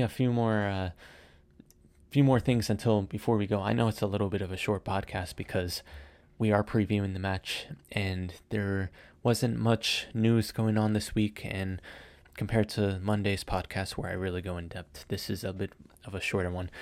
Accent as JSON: {"language": "English", "country": "United States", "said": "I am American"}